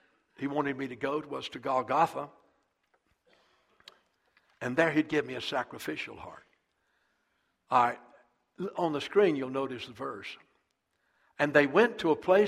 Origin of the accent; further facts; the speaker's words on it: South Carolina, United States; moved away as an adult; also born or lived in Texas; I was pastoring Eastview Baptist Church right outside of my hometown, about 15 minutes from my mother and dad's house